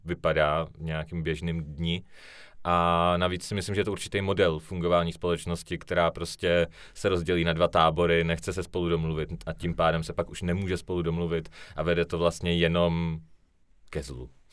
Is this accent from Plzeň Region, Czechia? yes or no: no; Ostrava, Moravian-Silesian Region, Czechia; já se jako hrdě hlásím k tomu, že jsem se narodil a vyrostl jsem v Ostravě